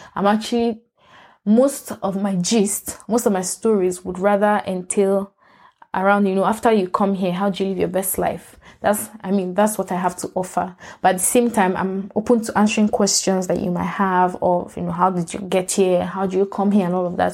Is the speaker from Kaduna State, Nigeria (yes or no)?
no; Lagos, Nigeria; moved away as an adult; also born or lived in Port Harcourt, Nigeria / Ibadan, Oyo State, Nigeria; now in United States; I was born in Port Harcourt. I grew up in Lagos